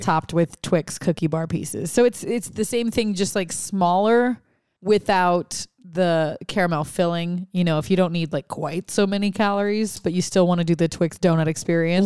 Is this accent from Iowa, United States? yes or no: no; Louisiana, United States; I'm from Louisiana